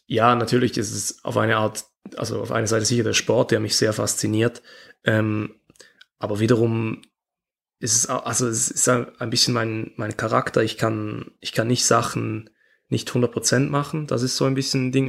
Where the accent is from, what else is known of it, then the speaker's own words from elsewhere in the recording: Switzerland; ich bin Schweizer